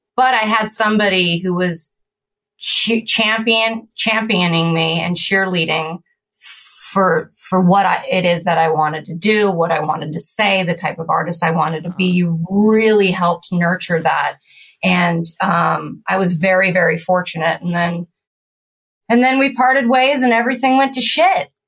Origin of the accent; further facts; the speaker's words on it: California, United States; also born or lived in Florida; we grew up in California and my dad and his brothers were surfers